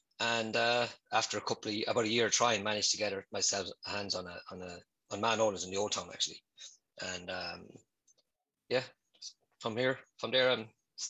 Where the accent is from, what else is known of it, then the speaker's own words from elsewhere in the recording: Portlaoise, Leinster, Ireland; moved away as an adult; also born or lived in Dublin; now in Nice, France; I'm from Portlaoise